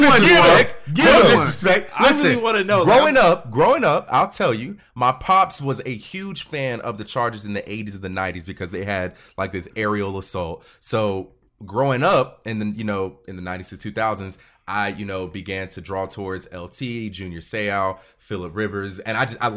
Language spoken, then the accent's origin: English; Cleveland, Ohio, United States; now in North Carolina, United States; I'm originally from Ohio. I'm originally from Cleveland, Ohio.